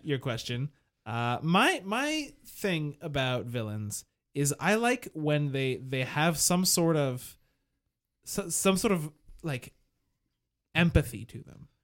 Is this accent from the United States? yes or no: no; Montreal, Quebec, Canada; I was from Montreal